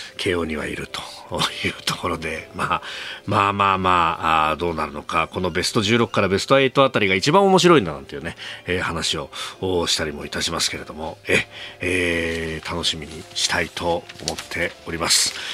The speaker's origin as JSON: {"language": "Japanese", "region": "Kanagawa", "country": "Japan", "tie": "born or raised there", "said": "神奈川出身"}